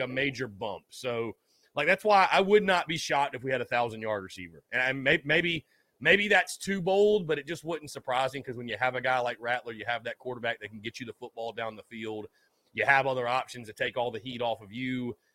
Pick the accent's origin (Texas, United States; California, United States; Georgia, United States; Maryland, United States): Georgia, United States; Augusta; Augusta coming up next Thursday, my hometown